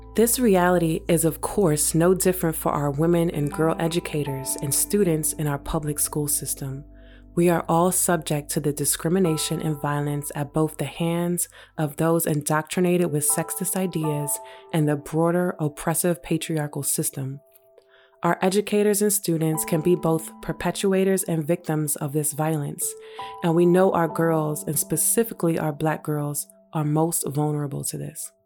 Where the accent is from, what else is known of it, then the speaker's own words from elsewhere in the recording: New York City, New York, United States; growing up in New York City